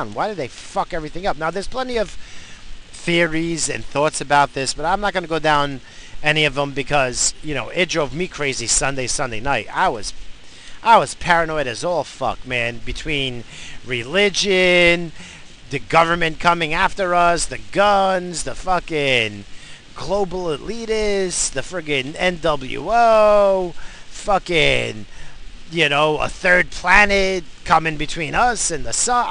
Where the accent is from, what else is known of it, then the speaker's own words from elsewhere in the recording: United States; being an American